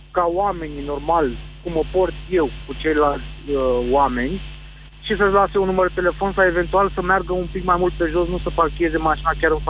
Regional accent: Bucharest, Romania; sunt bucureștean, locuiesc în sectorul 6, în drumul taberei.

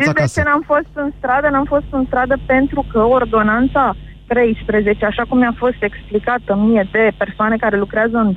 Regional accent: Bucharest, Romania; Din București.

